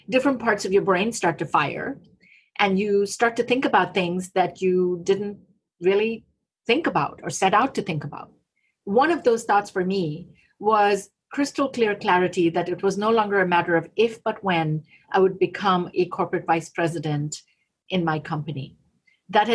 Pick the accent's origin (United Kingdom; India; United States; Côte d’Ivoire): India; moved away; radio where I grew up in India